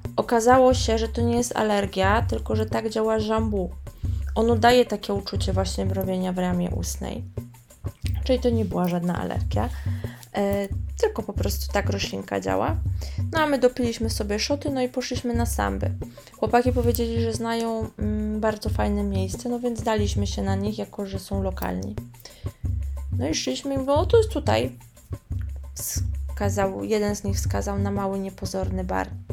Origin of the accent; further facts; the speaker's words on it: Poland; moved away as an adult; now in Rio de Janeiro, Brazil; ja jestem z Polski, z Europy